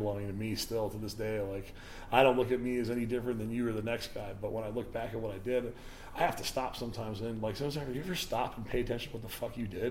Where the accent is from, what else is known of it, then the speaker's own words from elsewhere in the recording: Indiana, United States; moved away; also born or lived in Chicago / Detroit; my hometown in Indiana